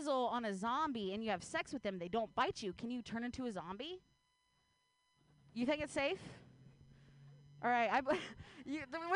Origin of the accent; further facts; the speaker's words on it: Ohio, United States; now in Bay Area, United States; I grew up in Ohio